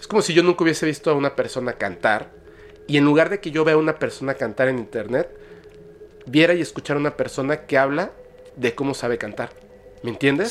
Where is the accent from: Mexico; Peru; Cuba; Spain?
Mexico; yo como mexicano